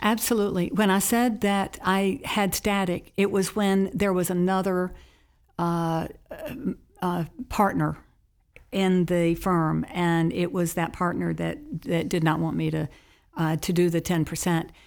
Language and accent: English; Charlotte, North Carolina, United States; as a child, I grew up in Charlotte, North Carolina